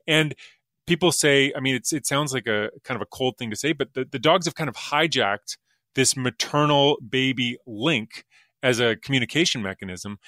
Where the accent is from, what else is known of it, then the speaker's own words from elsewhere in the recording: Alberta, Canada; I'm from Alberta like you are, and, uh, there's a lake up near Edmonton where I would go as a kid